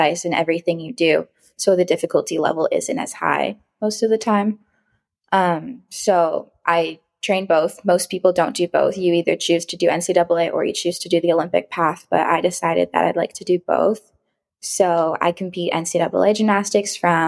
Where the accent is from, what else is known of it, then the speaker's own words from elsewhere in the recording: Cambridge, Ontario, Canada; moved away as an adult; also born or lived in Nebraska; I am from Cambridge, Ontario